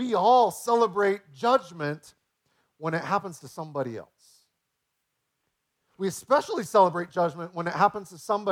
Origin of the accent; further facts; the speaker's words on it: United States; as an American